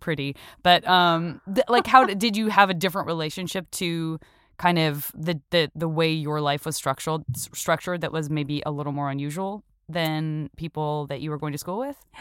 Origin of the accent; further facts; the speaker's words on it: Arizona, United States; I'm from Arizona